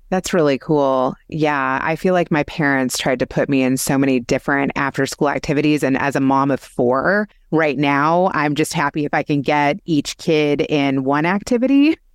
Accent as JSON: {"language": "English", "region": "Kentucky", "country": "United States", "tie": "born or raised there", "said": "I grew up in Kentucky"}